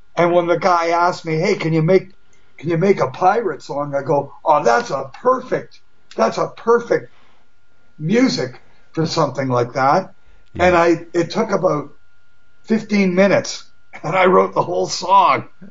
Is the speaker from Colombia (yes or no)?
no; Toronto, Ontario, Canada